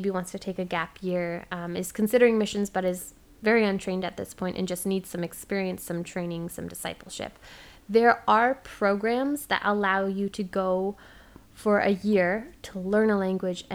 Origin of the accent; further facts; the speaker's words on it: Ontario, Canada; moved away; as a Canadian